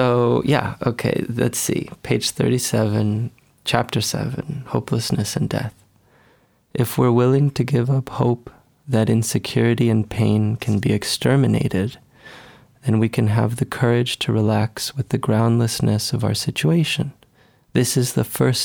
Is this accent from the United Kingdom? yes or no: no; Caracas, Capital District, Venezuela; also born or lived in East Los Angeles; now in Los Angeles, United States; I grew up in Venezuela, in Caracas, Venezuela